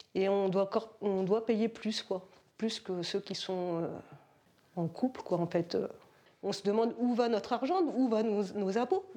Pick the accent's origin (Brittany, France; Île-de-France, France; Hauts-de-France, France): Hauts-de-France, France; Béthisy; also born or lived in Blangy / the north; je suis d'origine de Béthisy